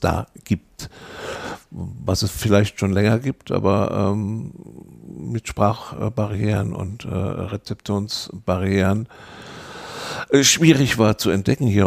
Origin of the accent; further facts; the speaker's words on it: Electoral Palatinate, Kurpfalz, Germany; bin Kurpfälzer